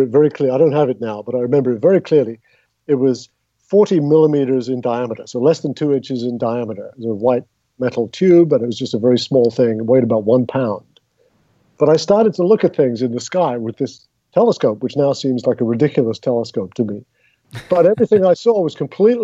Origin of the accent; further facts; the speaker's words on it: London, United Kingdom; moved away as an adult; also born or lived in Southern California; now in United States; So I grew up in England, and we lived in North London